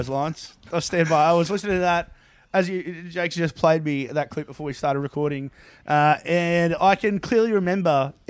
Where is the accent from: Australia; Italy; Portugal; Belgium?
Australia; Toowoomba, Queensland; I am from Toowoomba.